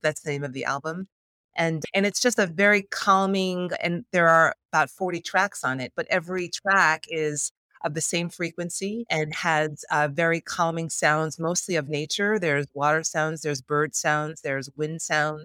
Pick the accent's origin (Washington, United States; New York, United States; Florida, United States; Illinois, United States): New York, United States; New York City; I'm a New Yorker